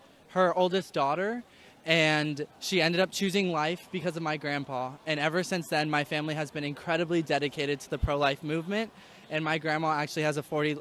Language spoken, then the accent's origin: English; Texas, United States; moved away; also born or lived in Kansas; I'm from Texas, but I'm here with Benedictine College from Kansas.